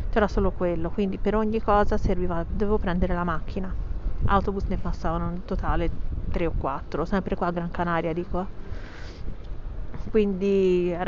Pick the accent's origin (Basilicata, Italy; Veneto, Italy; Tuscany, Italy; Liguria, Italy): Tuscany, Italy; Pisa; Io sono nata a Pisa, quindi lo so che dall'accento non si direbbe che sono toscana, ma così è.